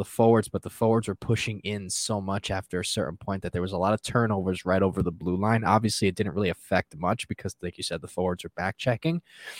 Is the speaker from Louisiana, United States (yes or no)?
no; New Jersey, United States; I'm from Jersey